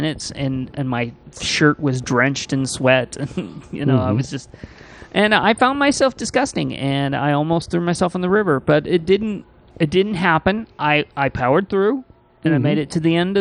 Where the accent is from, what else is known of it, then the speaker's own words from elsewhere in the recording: Midwest, United States; moved away; I grew up in the Midwest